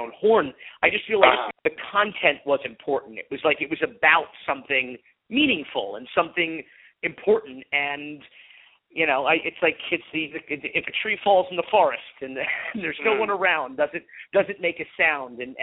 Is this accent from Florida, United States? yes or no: yes; North Miami Beach, Florida, United States; a white middle-class Jewish kid growing up in North Miami Beach